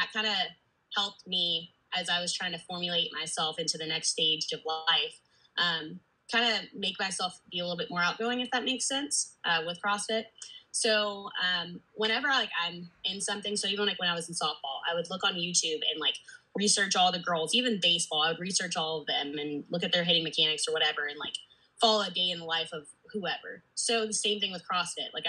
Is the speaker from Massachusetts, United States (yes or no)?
no; Georgia, United States; Born and raised in Georgia.